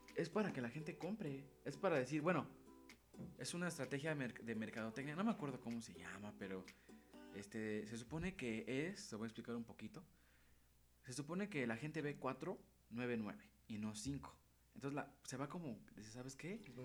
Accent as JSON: {"language": "Spanish", "country": "Mexico", "said": "como buen mexicano"}